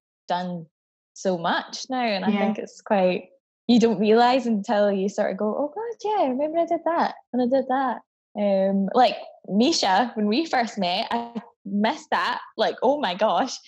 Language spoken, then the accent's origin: English; Scotland, United Kingdom; also born or lived in Barbados; I moved here to Scotland from Barbados when I was 8